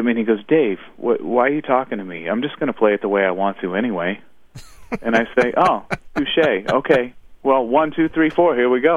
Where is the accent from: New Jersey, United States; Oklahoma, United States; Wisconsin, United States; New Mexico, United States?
Oklahoma, United States; also born or lived in Alabama / Baltimore; somebody who grew up in Oklahoma, but I was born in Alabama